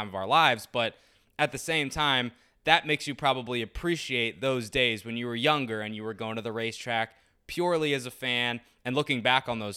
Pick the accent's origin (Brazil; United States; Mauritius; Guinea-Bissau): United States; Rockville, Maryland; growing up in Rockville and the greater DC area